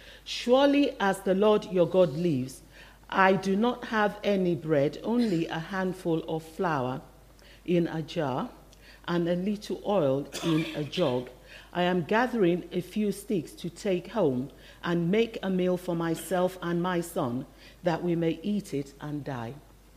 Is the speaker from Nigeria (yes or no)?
yes; Nigeria; born there; English is a second language; I was born in Nigeria. I hope you can still tell by my accent. It hasn't completely disappeared.